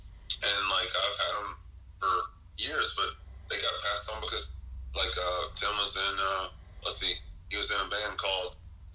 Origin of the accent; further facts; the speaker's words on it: Memphis, Tennessee, United States; and I'm growing up in Memphis going, damn, if I had been around back then